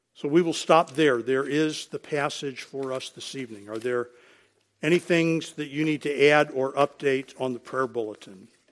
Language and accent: English; United States; we are Americans.